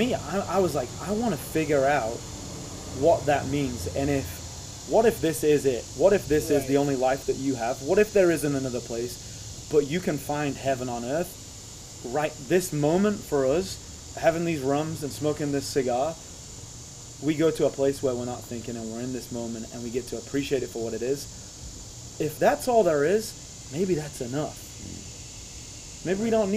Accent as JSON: {"language": "English", "region": "England", "country": "United Kingdom", "tie": "born or raised there", "said": "Growing up in England"}